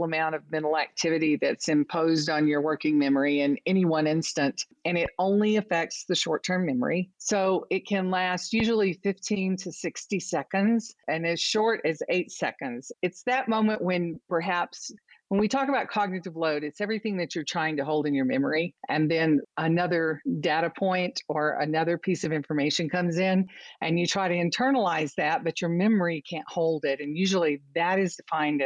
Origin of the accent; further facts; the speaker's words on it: United States; accent: American; now in Austin, Texas, United States; from this accent, I'm American and I live in Texas, which is a different accent as well